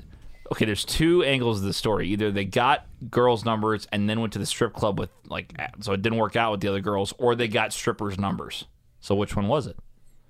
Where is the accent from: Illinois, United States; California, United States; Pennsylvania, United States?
Illinois, United States; Columbia; We're from Columbia, Illinois. We're from Coyle. Big farm boys over here.